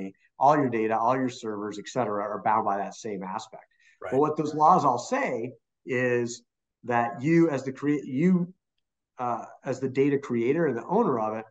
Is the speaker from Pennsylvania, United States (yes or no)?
no; Arizona, United States; my home state of Arizona